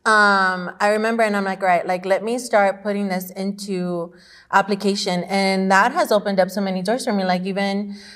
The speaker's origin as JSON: {"language": "English", "country": "El Salvador", "tie": "born or raised there", "moved": "yes", "said": "I grew up in El Salvador where, you know, I was grandma's baby"}